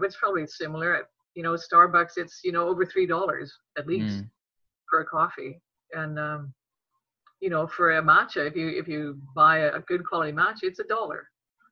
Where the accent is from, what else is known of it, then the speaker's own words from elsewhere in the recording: Regina, Saskatchewan, Canada; as a young girl growing up in Regina, Saskatchewan